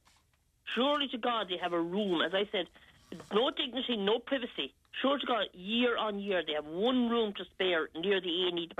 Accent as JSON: {"language": "English", "town": "Galway", "region": "Connacht", "country": "Ireland", "moved": "yes", "lives_now": "Clonmel, Ireland", "said": "I'm originally from Galway"}